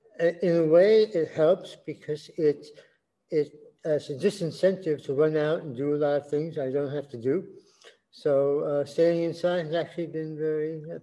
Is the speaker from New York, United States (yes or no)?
yes; New York City, New York, United States; moved away as an adult; also born or lived in Brazil / Thailand; I'm born and bred in New York City. I've traveled around the world many times.